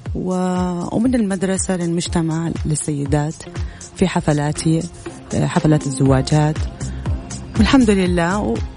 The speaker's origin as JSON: {"language": "Arabic", "town": "Jeddah", "region": "Makkah Province", "country": "Saudi Arabia", "tie": "born or raised there", "also_born_or_lived": "Jordan", "said": "اردنيه الجنسيه تربيت وترعرعت في أم الحاضنة المملكة العربية السعودية جميل. بالأخص جدة"}